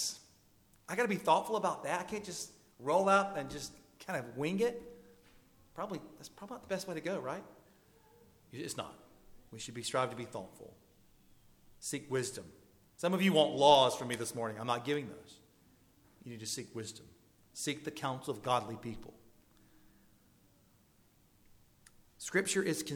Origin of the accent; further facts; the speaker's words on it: the South, United States; I'm from the South